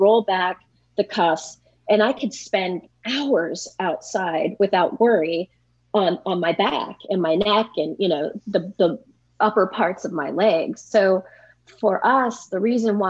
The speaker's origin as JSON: {"language": "English", "area": "San Francisco Bay Area", "region": "California", "country": "United States", "tie": "born or raised there", "also_born_or_lived": "Santa Barbara / Santa Monica", "moved": "as an adult", "lives_now": "Minnesota, United States", "said": "I grew up in the San Francisco Bay Area and migrated south"}